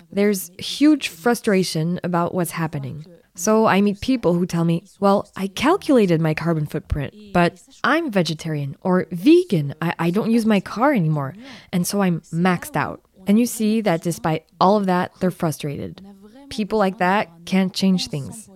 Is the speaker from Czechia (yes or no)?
no; Annecy, Auvergne-Rhône-Alpes, France; I grew up in the Alps. I was born in Annecy, in Haute Savoie